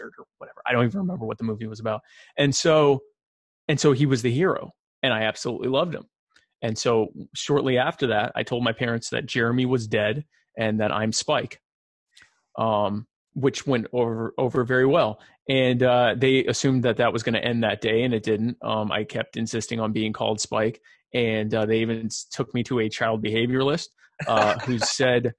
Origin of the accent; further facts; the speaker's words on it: Myrtle Beach, South Carolina, United States; also born or lived in Baltimore, Maryland; I grew up in the Myrtle Beach, South Carolina area where I still live today.